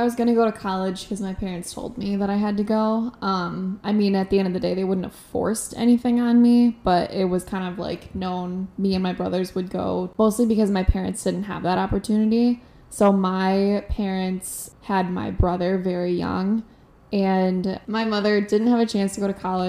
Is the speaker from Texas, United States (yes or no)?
no; near Michigan State University, United States; I always wanted to get away from my hometown, and MSU is the definition of like staying in your hometown for me because it's so close.